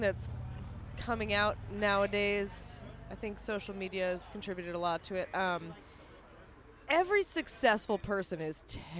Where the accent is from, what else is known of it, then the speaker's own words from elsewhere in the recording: Massachusetts, United States; moved away; I'm a Boston Red Sox fan. I grew up in Massachusetts.